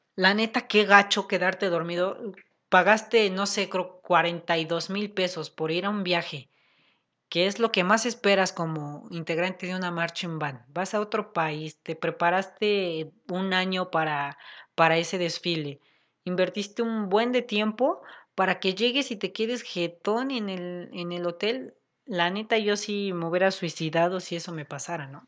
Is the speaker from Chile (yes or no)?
no; Puebla, Mexico; nosotros somos de Puebla